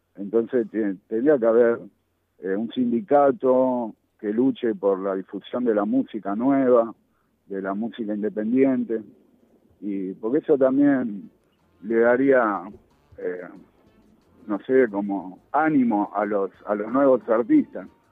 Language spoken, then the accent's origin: Spanish; Buenos Aires, Argentina; yo nací en Saavedra, a la vuelta de la casa del polaco Goyeneche.